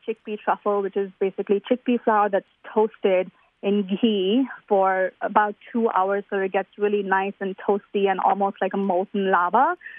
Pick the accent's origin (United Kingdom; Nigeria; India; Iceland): India; now in United States; something that's as close to authentic in terms of quality that we grew up eating in India.